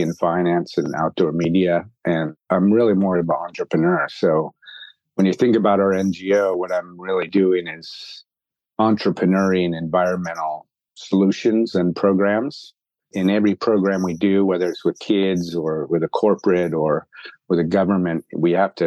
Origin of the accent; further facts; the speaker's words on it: Bay Area, California, United States; moved away as an adult; now in Hong Kong; I grew up in the Bay Area